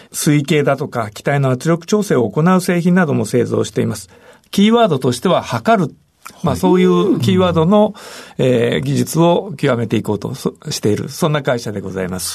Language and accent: Japanese; Niihama, Ehime, Japan; moved away; also born or lived in Nagoya; 愛媛県で生まれました。愛媛県の新居浜市というところです。